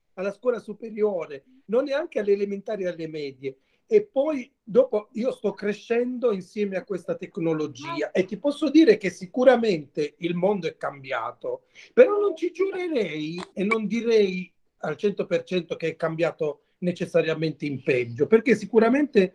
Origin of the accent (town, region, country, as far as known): Mola di Bari, Apulia, Italy